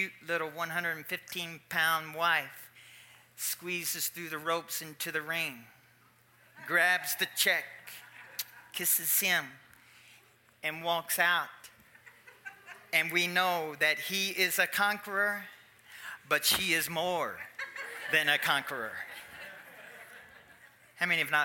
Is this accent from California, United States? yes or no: no; Louisville, Kentucky, United States; I'm from Louisville, Kentucky, which is a big boxing town